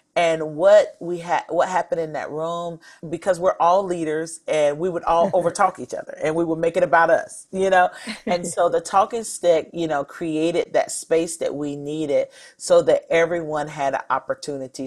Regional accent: North Carolina, United States; I grew up in North Carolina

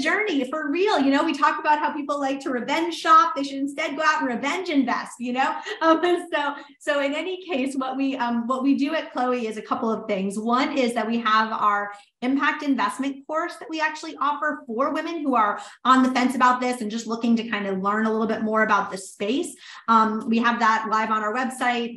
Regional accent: New Orleans, Louisiana, United States; moved away; New Orleans, which was my hometown.

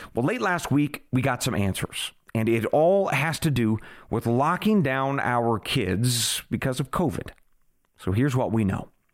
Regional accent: United States

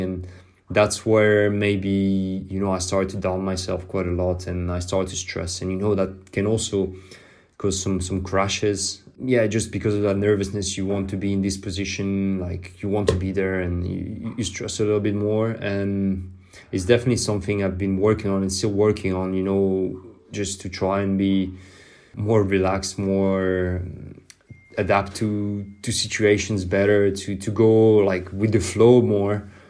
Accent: France; English is a second language; I grew up in France

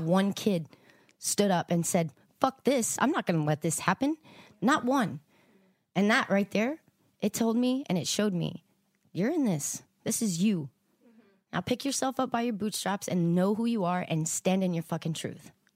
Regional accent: Texas, United States; I was born in Texas

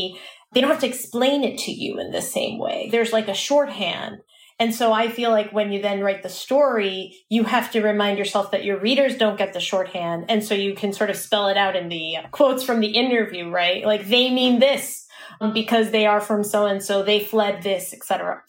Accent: Venezuela; accent: Venezuelan; now in Miami, United States; then you can hear my Venezuelan accent.

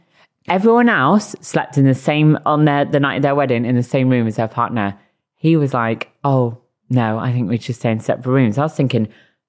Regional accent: Bristol, South West England, United Kingdom; I am from Bristol.

